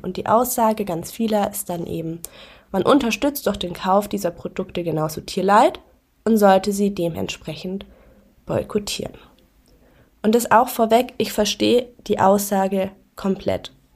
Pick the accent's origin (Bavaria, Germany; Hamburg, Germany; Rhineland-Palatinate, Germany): Bavaria, Germany; near Augsburg; now in Berlin, Germany; ich komme ja auch aus der Nähe von Augsburg